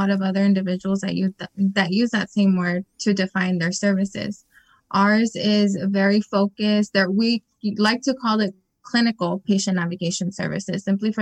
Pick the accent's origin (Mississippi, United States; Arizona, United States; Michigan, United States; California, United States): California, United States; Imperial Valley; I was born and raised here in the Valley. I'm originally from Hopeville.